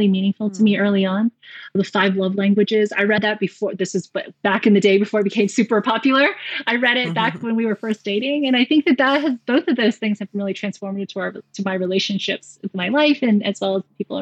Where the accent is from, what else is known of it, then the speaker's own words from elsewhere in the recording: South Carolina, United States; moved away as an adult; also born or lived in Raleigh, North Carolina; I grew up in South Carolina, and about 5 hours away, I went to Duke